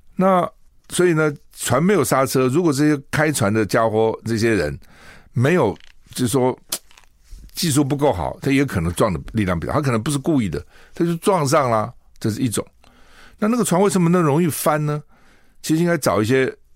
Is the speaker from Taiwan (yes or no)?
yes; Taiwan; 一个墨西哥城跟我们台湾人一样多啊